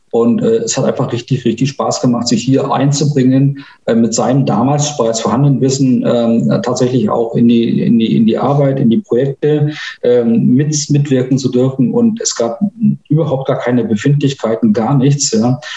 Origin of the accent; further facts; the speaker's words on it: Dargun, Mecklenburg-Vorpommern, Germany; ich bin in Dagun geboren, gar nicht weit weg von äh, Stralsund. Habe dort auch meine ersten 16, 17 Jahre äh, meines Lebens verbracht.